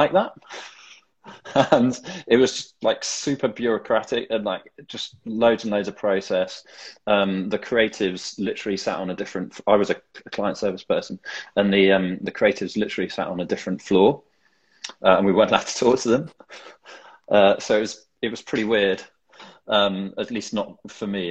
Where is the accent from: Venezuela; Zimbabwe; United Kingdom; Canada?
United Kingdom; the Cotswolds, South West England; now in London, United Kingdom; I grew up in the Cotswolds in a tiny little village in the middle of nowhere